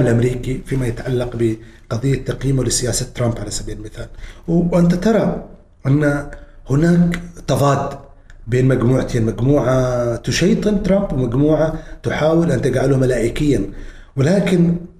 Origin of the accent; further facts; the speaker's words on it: Oman; مجتمعنا نحن مجتمعنا العماني